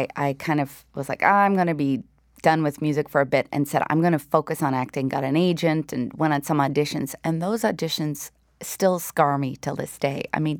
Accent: Wabush, Newfoundland and Labrador, Canada; Well, it's interesting because we grew up in Wabush. So at that time, it was a real iron ore mining town.

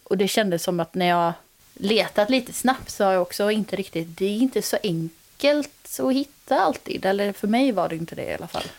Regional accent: Götene, Västra Götaland, Sweden; now in Gothenburg, Sweden; Jag har varit eh, hemma nu på semestern i eh, Götene, där jag kommer ifrån

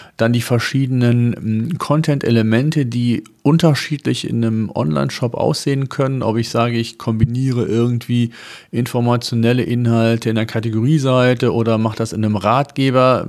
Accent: Germany; bei uns in Deutschland

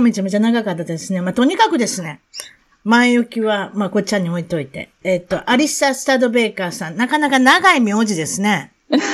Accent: Japan; accent: Osaka dialect; now in United States; 私も日本に、あの、生まれてなかったら

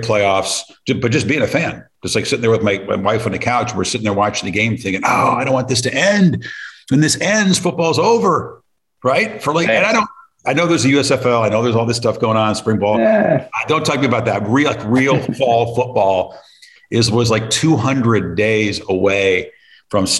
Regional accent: Colorado, United States; I grew up in Colorado

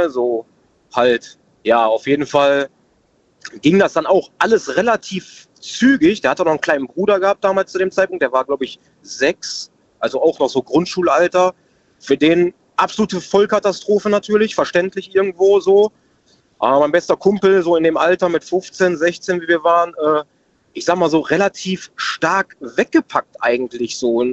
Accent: Oberhausen, North Rhine-Westphalia, Germany; Ich komme aus Oberhausen in NRW.

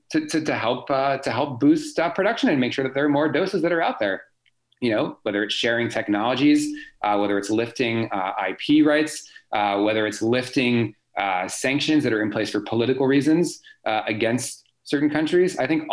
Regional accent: United States; moved away; I'm American as well.

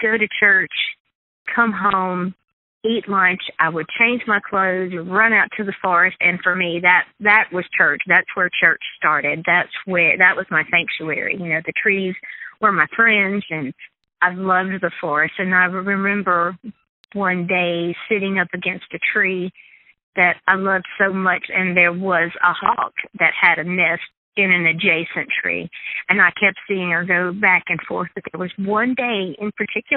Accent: southern Mississippi, United States; I grew up in southern Mississippi with plenty of access to forested land.

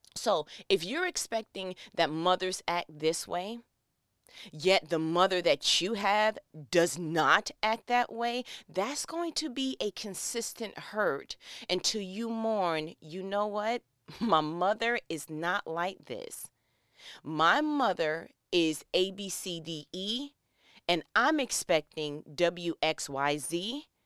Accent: New York, United States; moved away as an adult; now in Georgia, United States; I was born and raised in New York, but my people are from Gaston, Alabama

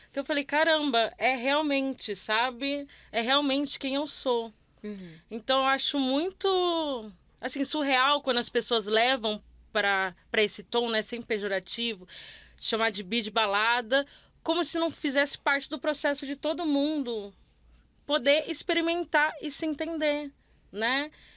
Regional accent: Northeast Region, Brazil; moved away as an adult; also born or lived in Rio de Janeiro; sou nordestina, mas eu cresci numa cidade de interior em que não tinha nada de movimento LGBT

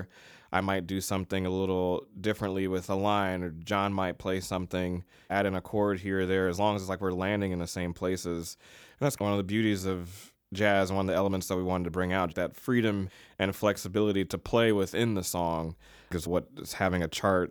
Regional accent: Virginia, United States; I'm from Virginia

